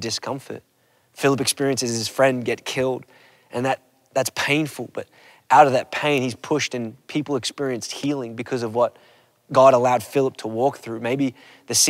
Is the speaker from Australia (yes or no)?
yes; Australia; Growing up in Australia, my family, we would do these road trips